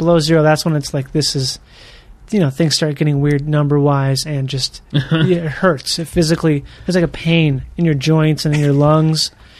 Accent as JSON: {"language": "English", "region": "Minnesota", "country": "United States", "tie": "born or raised there", "moved": "yes", "said": "I grew up in Minnesota."}